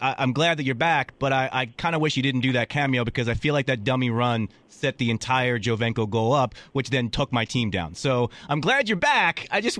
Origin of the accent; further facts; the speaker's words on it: Philadelphia, Pennsylvania, United States; moved away; I'm originally from Philly. I kept my 215 number.